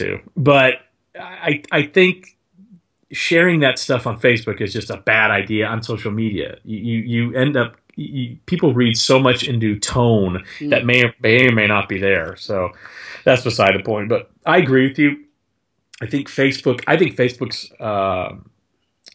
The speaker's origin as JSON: {"language": "English", "region": "Texas", "country": "United States", "tie": "born or raised there", "moved": "yes", "lives_now": "Nashville, United States", "said": "Growing up in Texas"}